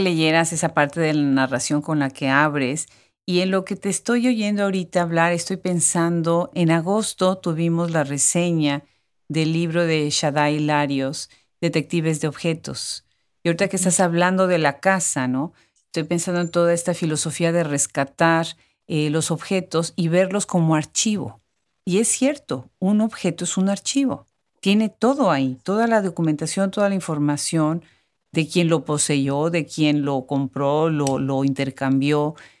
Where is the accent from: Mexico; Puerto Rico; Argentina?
Mexico; Puebla; Yo soy originariamente, yo soy de Puebla